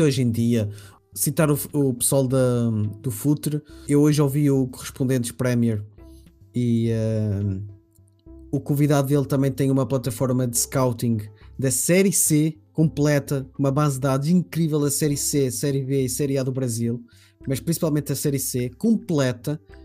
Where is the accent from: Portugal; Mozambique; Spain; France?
Portugal; eu sou português